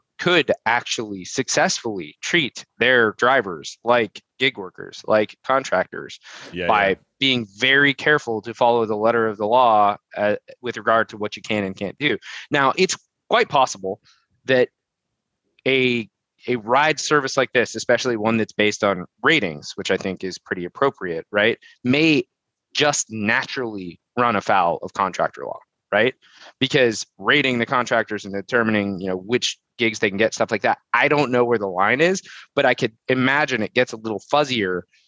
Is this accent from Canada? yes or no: no; United States; as an American